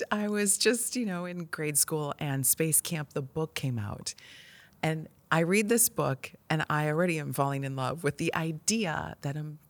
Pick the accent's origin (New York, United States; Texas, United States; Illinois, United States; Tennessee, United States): Illinois, United States; We weren't exposed to scientists, engineers, and launches or rocketry whatsoever growing up in the Midwest.